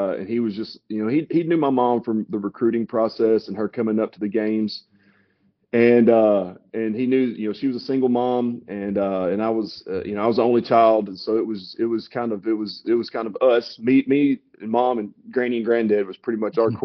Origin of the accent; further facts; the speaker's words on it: Lobelville, Tennessee, United States; moved away as an adult; also born or lived in Bloomington, Indiana; I grew up in Lobelville